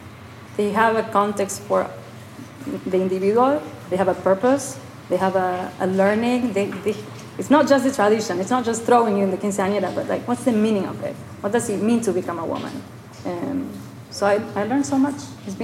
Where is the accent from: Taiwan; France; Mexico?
Mexico; moved away as an adult; my parents, I grew up in Mexico, but then we all left Mexico when I was 22. And I didn't reconnect with Mexico.